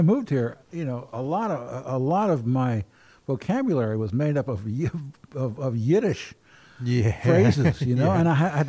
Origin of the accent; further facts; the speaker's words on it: Baltimore, Maryland, United States; now in Portland, United States; I'm from Baltimore.